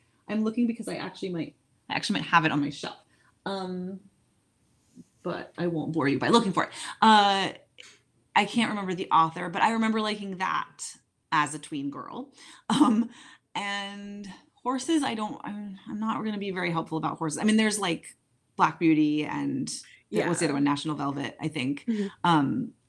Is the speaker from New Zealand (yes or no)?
no; England, United Kingdom; Growing up in England, Enid Blyton is a children's author for both genders